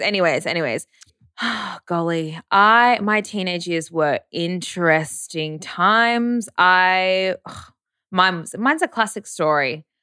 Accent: Brisbane, Queensland, Australia; I grew up around in Brisbane as well at private schools

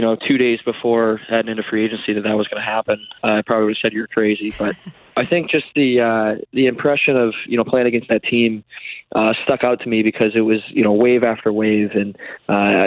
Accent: Detroit, Michigan, United States; I grew up in Detroit

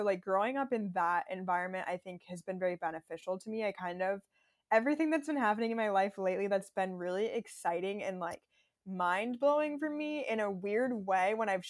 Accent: Minnesota, United States; born there; also born or lived in Texas / Florida; I grew up in such like a white environment. Like, honestly, I was born in Minnesota and then Texas and Florida

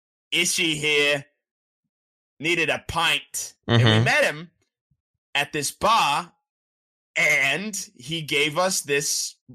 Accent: Australia; accent: Australian; Excuse me. I think I bloody know it since I'm from Australia.

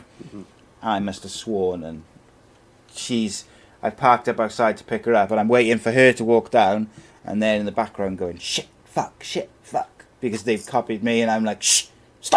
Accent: Wales, United Kingdom; I'm from Wales

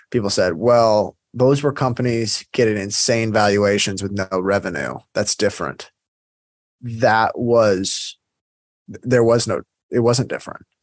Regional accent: South Africa; I'm South African, so I was just curious. We have very big companies here that have gone international.

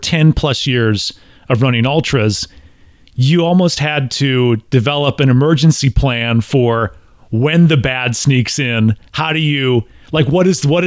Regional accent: Midwest, United States; moved away; As a Midwesterner myself, us Midwesterners

